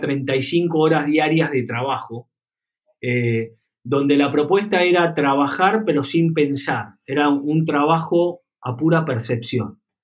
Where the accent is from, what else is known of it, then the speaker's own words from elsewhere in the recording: Buenos Aires, Argentina; yo nací en Buenos Aires, en una familia acomodada, con buen colegio y demás